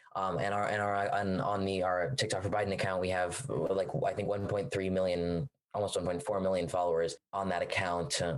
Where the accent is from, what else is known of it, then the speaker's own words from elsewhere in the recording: Washington, District of Columbia, United States; I'm from Washington, D.C.